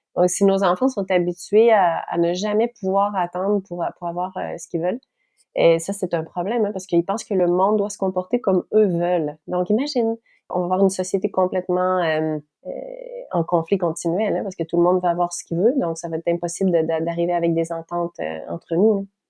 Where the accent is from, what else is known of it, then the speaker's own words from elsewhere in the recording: Quebec, Canada; accent: Québécois; je parle en québécois, hein, parce que je suis québécoise